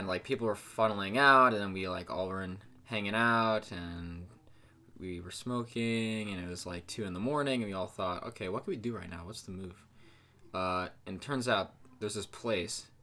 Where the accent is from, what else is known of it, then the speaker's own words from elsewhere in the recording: New Jersey, United States; New Jersey.